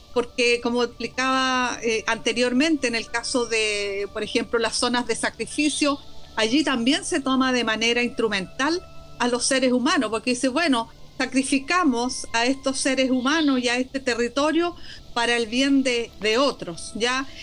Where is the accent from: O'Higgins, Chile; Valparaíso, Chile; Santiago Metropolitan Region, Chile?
Valparaíso, Chile; also born or lived in Belgium; soy porteña, soy porteña, soy porteña, nacida y criada. Y, bueno, siempre feliz en mi, en mi ciudad.